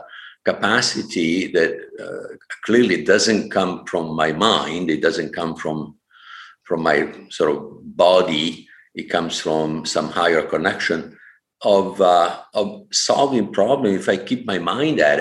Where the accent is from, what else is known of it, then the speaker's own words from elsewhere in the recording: Vicenza, Veneto, Italy; English is a second language; moved away as an adult; now in California, United States; born, growing up, educated in Catholic Italy, North Italy. Vicenza was my hometown